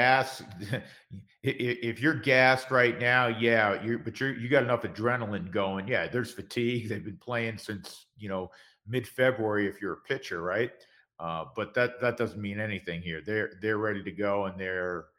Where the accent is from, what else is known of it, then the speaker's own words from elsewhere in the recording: the East, East Coast, United States; moved away; we're both originally from the East